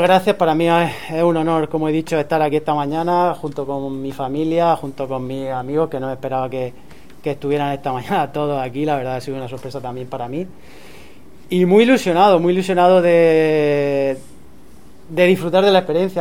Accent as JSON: {"language": "Spanish", "town": "Torre Pacheco", "region": "Region of Murcia", "country": "Spain", "said": "soy de Pacheco"}